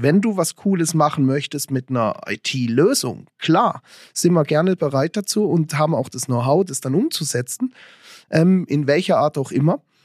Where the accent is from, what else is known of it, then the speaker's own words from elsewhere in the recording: Lörrach / Weil am Rhein area, Baden-Württemberg, Germany; now in Switzerland; ich komme aus der Ecke von Lörrachweil am Rhein